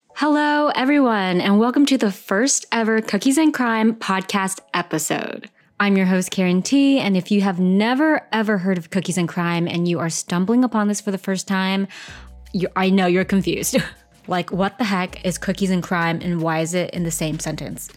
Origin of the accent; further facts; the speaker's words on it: United States; I'm Vietnamese American, and we grew up in the same culture